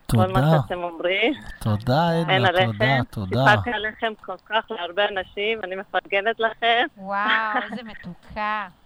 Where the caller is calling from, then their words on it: Los Angeles, California, United States; מאיפה את? כן. מאיפה? לוס אנג'לס.